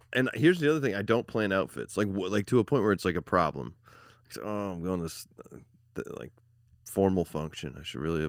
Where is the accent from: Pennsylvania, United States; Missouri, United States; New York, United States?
Missouri, United States; St. Louis; I'm from the Lou, and I'm proud.